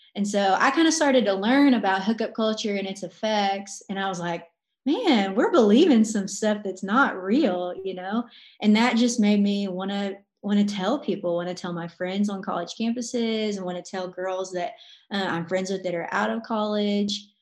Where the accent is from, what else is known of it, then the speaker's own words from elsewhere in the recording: Arkansas, United States; now in Arizona, United States; I'm from Arkansas, but I live in Arizona